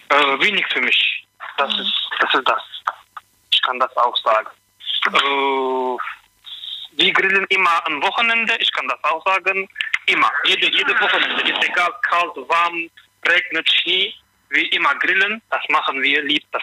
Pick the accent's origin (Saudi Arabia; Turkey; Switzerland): Turkey; German is a second language; now in Westerwald, Germany; bei uns in Türkei